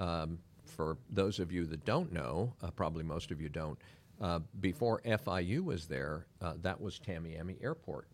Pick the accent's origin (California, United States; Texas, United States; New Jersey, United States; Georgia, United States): California, United States; San Francisco; also born or lived in Pacifica, California / Miami, Florida / Weston, Florida; now in Claremont, Florida, United States; born and raised in San Francisco, uh, lived in a community called, uh, Pacifica